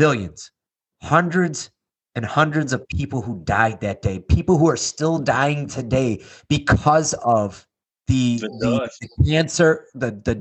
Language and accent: English; Chicago, Illinois, United States; I'm from Chicago, and we play 16-inch